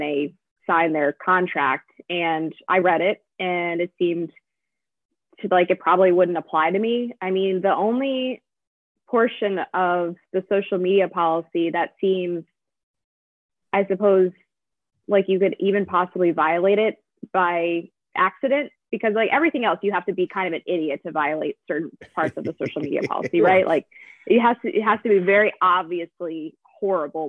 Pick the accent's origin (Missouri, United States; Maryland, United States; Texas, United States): Maryland, United States; Frederick; I'm from Frederick, Maryland